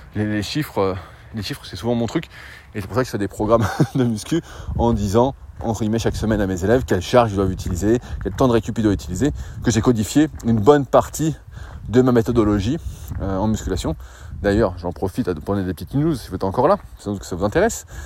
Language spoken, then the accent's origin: French; France; nous, en tant que Français